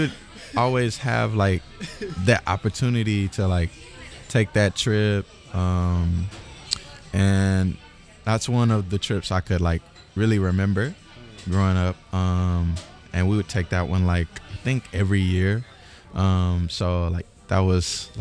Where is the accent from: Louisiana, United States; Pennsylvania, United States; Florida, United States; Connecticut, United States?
Louisiana, United States; DeRidder; also born or lived in Atlanta, Georgia; now in Tokyo, Japan; I'm from DeRidder, Louisiana